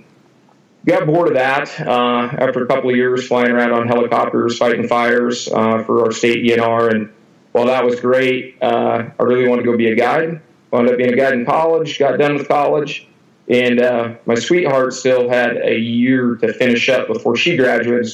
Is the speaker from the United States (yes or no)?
yes; Eatonville, Washington, United States; I grew up in Eatonville, Washington, which is right at the foot of Mount Rainier on the southwest corner.